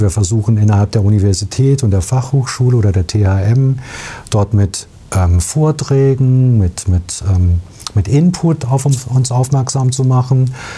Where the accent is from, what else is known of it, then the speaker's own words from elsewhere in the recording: Biedenkopf, Hesse, Germany; ich komme aus Biedenkopf und bin einfach ja, man sagt ein Hinterländer